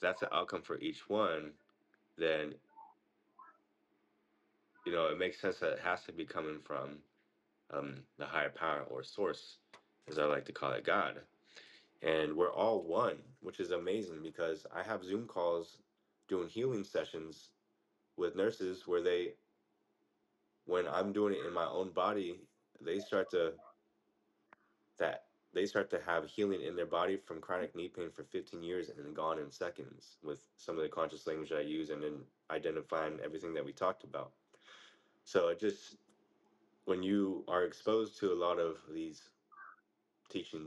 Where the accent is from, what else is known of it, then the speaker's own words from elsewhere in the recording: United States; as we grew up in the United States